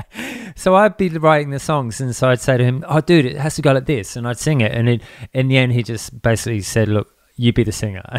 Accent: England, United Kingdom; also born or lived in Townsville; now in Australia; I grew up in England back in the days when punk kind of kicked off over there.

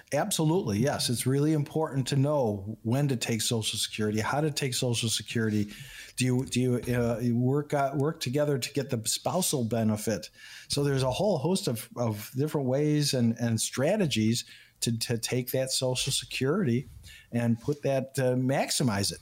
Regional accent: Chicago, Illinois, United States; also born or lived in Houston, Texas; I was born and raised in Chicago, in Illinois

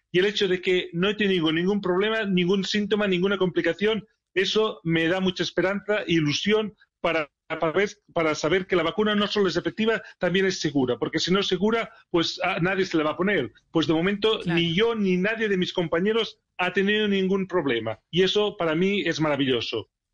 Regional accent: Barcelona, Catalonia, Spain; moved away as an adult; also born or lived in Sheffield; now in England, United Kingdom; Barcelona, es mi ciudad natal

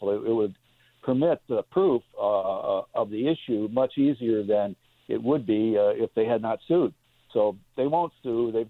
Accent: Indiana, United States; also born or lived in Greenville / Chicago; uh, uh, I grew up in Indiana mm-hmm. and uh, uh, spent time a lot of time. Uh, I've been in uh, uh, Greenville for 13 years. I practiced out of the Sears Tower in Chicago for some 35 years.

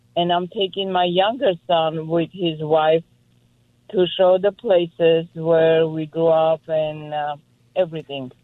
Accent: Armenia; moved away; my motherland, my country, where I was born and raised

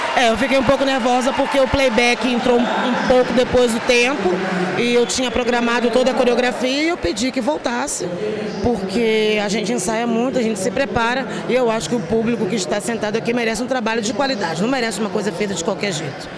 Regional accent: interior of Rio de Janeiro state, Brazil; Eu sou fluminense, eu sou do interior do estado do Rio.

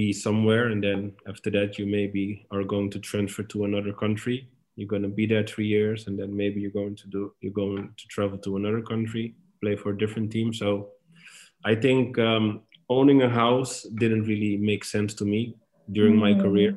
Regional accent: Amsterdam, North Holland, Netherlands; moved away as an adult; now in Istanbul, Turkey; I'm born and raised in Amsterdam

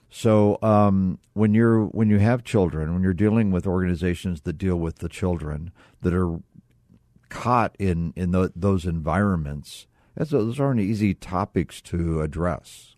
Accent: Midwest, United States; now in Arizona, United States; I grew up in the Midwest

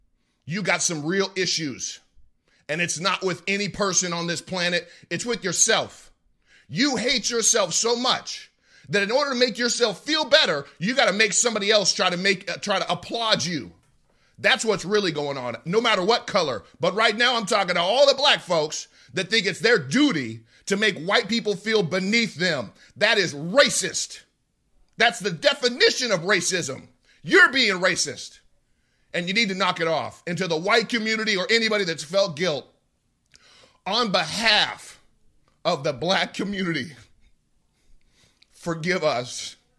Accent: United States; And when I say to me, I mean as an American first, then I mean as a member of the black community.

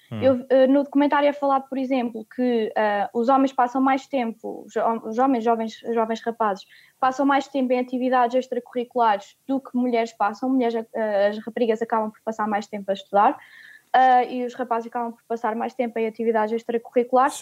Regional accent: Coimbra, Centro, Portugal; em Coimbra, onde nasci

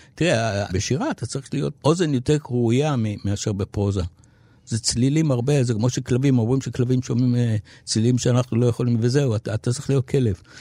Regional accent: Tel Aviv, Tel Aviv District, Israel; אני כאן, אני מפה

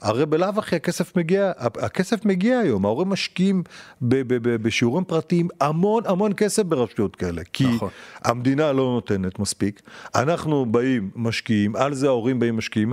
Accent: Beit She'an, Northern District, Israel; moved away as an adult; also born or lived in Modiin; שבית שאן, שנולדתי שם, שגדלתי שם, בתיכון שם

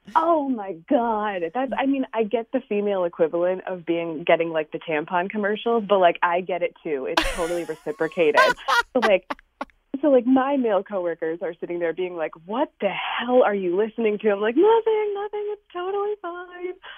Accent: New York, United States; also born or lived in West Coast; I actually grew up in New York originally, moved to the West Coast for a while for work after college, and then came back to New York.

